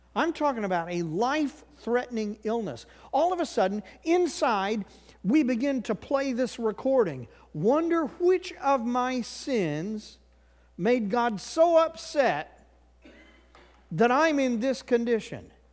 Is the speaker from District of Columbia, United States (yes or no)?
no; Missouri, United States; moved away; I grew up in Missouri